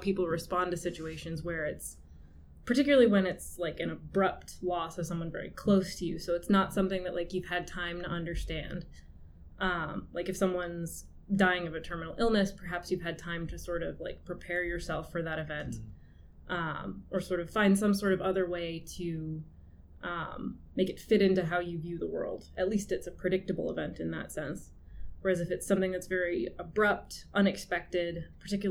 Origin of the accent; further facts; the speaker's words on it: Clarkston, Michigan, United States; moved away as an adult; also born or lived in Pontiac, Michigan / Albion, Michigan; now in St. Catharines, Canada; I'm from Clarkston, Michigan originally, which is just north of Detroit